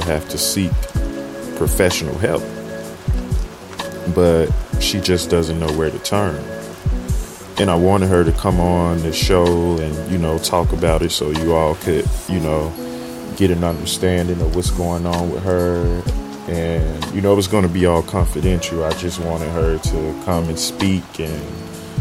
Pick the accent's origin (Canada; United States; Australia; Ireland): United States; Chicago, Illinois; now in Southern California, United States; I am from Chicago, Illinois, originally, so fairly used to the rain and the different four seasons.